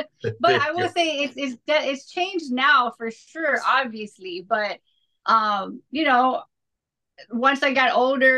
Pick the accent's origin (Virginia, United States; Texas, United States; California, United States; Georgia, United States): Texas, United States; Houston; I was from Houston.